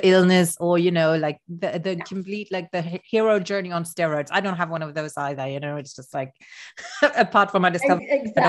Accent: Luxembourg; first language Luxembourgish; English is a second language; And Luxembourgish, speaking in my mother tongue, it makes me feel very different.

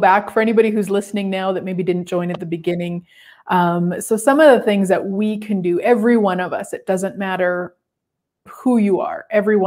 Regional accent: Turtleford, Saskatchewan, Canada; I grew up in Turtleford, Saskatchewan

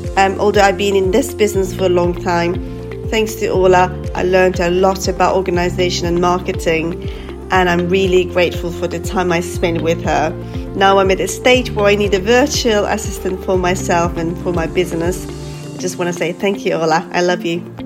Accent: Turkey; now in London, United Kingdom; I'm from Turkey originally

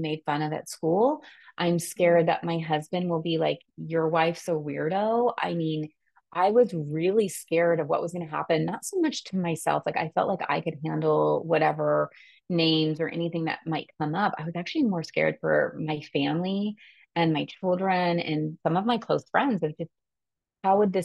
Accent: California, United States; I am from California

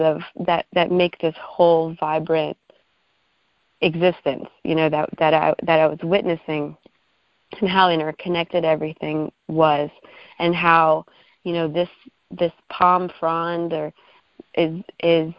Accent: Arlington, Virginia, United States; I grew up in Arlington and lived in a condo for a lot of my childhood, you know, like right across the street from Bolston Mall.

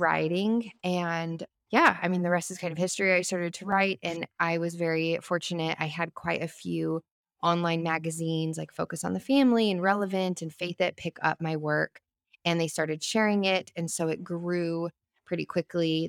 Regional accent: Albuquerque, New Mexico, United States; moved away as an adult; now in Franklin, United States; we lived in our hometown of Albuquerque for thirty years

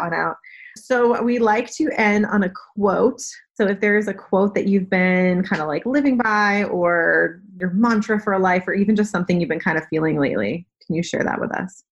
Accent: New England, United States; I am from New England

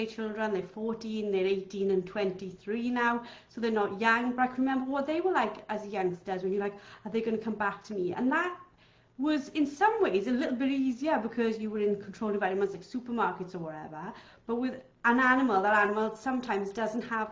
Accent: Wales, United Kingdom; I'm Welsh

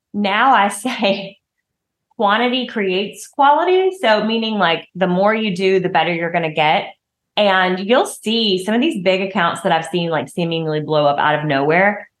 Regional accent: the South, Southern United States, United States; accent: southern; my southern accent

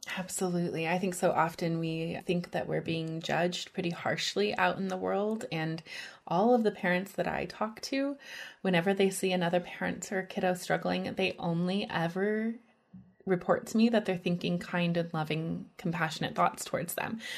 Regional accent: Midwest, United States; I'm from the Midwest

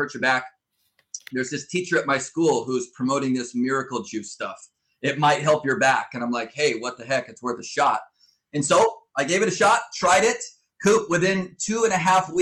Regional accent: Southern California, United States; moved away as an adult; now in Fort Wayne, United States; I was born and raised in Southern California

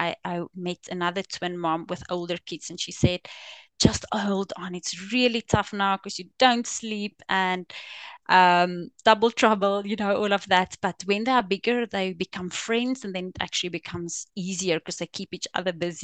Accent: South Africa; accent: Afrikaans; first language Afrikaans; English is a second language; moved away as an adult; also born or lived in England; now in United Kingdom; I'm from South Africa, and we just moved to the UK, to England, about 2.5 years ago

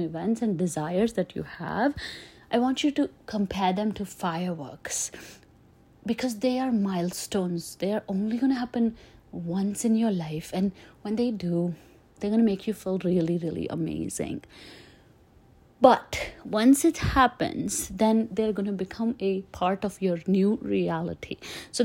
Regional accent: India; moved away as an adult; now in United States; I grew up in India

